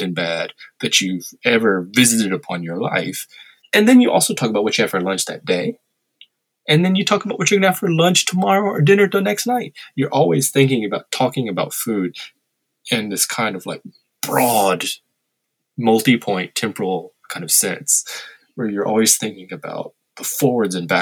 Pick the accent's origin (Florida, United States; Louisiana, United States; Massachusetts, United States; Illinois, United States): Louisiana, United States; moved away as an adult; I grew up in Louisiana.